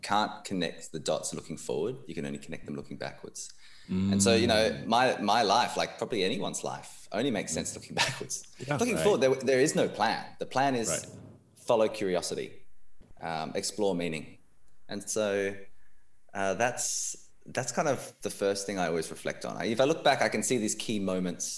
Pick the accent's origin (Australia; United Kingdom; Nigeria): Australia; So I was born in Australia. I was the first in my family to be born here